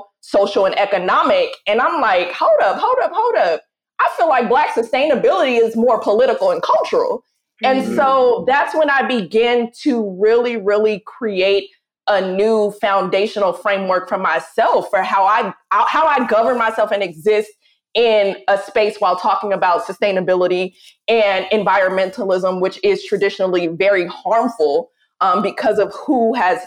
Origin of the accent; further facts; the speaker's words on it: Oakland, California, United States; growing up in Oakland sets the tone and the temperature for who I am